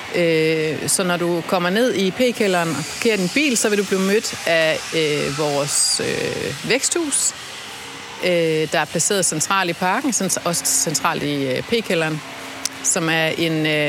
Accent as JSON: {"language": "Danish", "area": "South Funen", "region": "Southern Denmark", "country": "Denmark", "tie": "born or raised there", "moved": "yes", "lives_now": "Copenhagen, Denmark", "said": "Jeg voksede op på Sydfyn, langt ude i skoven"}